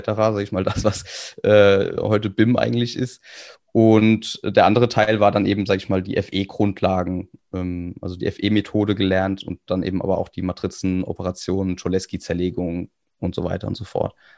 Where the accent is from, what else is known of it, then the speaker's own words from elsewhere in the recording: Kaiserslautern, Rhineland-Palatinate, Germany; ich komme aus Kaiserslautern